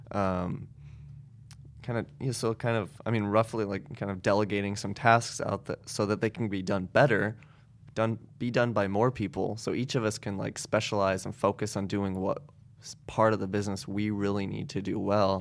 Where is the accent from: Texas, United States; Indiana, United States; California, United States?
Indiana, United States; Goshen; now in South Bend, United States; I grew up in Goshen